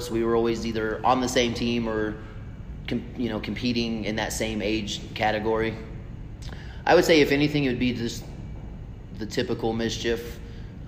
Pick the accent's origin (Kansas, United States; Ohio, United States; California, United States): Kansas, United States; Northwest; moved away as an adult; now in Colorado Springs, United States; Northwest Kansas. So a lot of you may know Hays, Kansas. It's right there on I-70. I grew up 23 miles to the north of there.